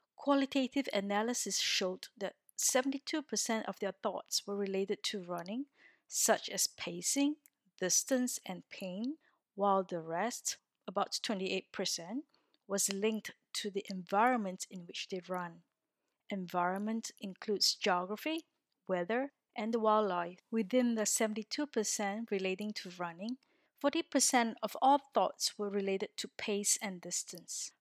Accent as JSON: {"language": "English", "country": "Singapore", "moved": "as an adult", "lives_now": "Orsay, France", "said": "I am originally from Singapore, a little country in Southeast Asia, and have been living in France for four years since twenty sixteen"}